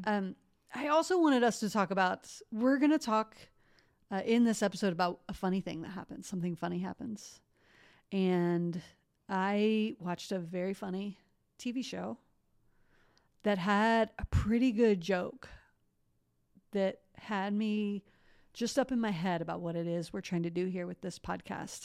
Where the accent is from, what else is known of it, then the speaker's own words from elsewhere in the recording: Columbus, Ohio, United States; I grew up in Columbus, Ohio